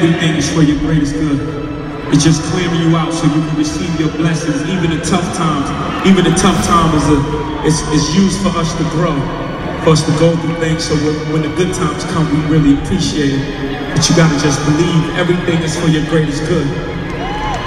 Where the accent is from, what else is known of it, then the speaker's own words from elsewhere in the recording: New York City, New York, United States; I'm from Marcy Projects. I'm from Bedford-Stuyvesant, Brooklyn, New York City.